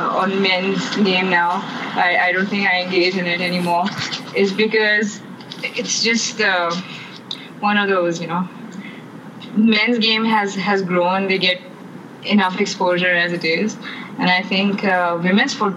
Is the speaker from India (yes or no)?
no; Pakistan; Growing up in Pakistan, you'd see all of those matches on PTV